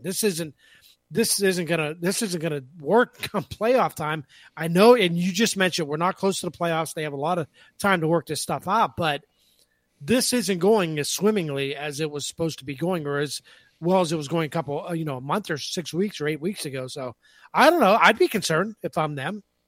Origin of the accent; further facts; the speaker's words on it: Pennsylvania, United States; When I was a little kid growing up in Pennsylvania